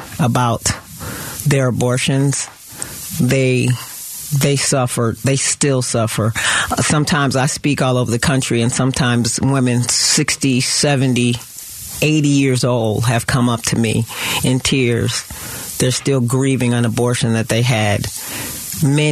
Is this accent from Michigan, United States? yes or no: yes; Detroit, Michigan, United States; Growing up, I grew up in Detroit, Michigan.